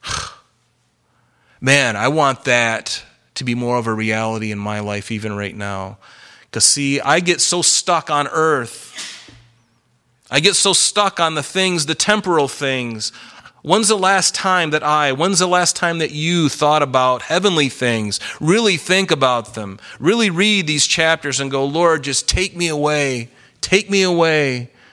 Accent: the South, United States; I grew up in the South

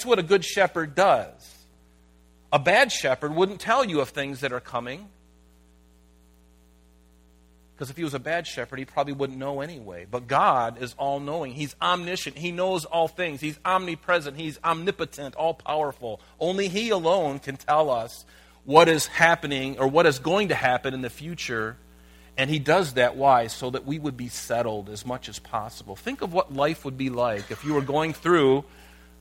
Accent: United States; I'm a Christian living in America

